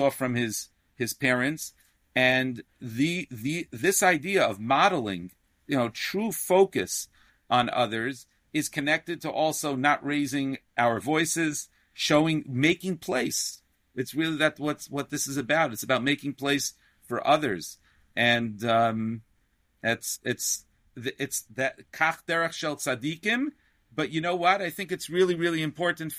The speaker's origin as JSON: {"language": "English", "town": "New York City", "region": "New York", "country": "United States", "tie": "born or raised there", "said": "I grew up in Sheepshead Bay, Brooklyn"}